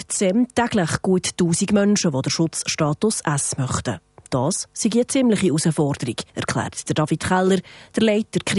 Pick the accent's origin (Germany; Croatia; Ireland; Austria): Croatia; German is a second language; now in Switzerland; Ich komme aus Kroatien und habe ein gleiches Schicksal 91 bis 95 gehabt.